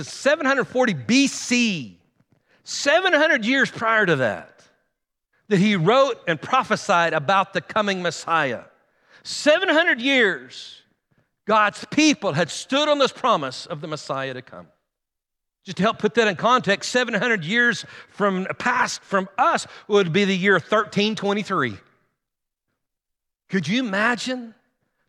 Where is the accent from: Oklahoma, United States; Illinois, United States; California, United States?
Oklahoma, United States; Guymon; moved away as an adult; also born or lived in Enid, Oklahoma; we grew up here in Guymon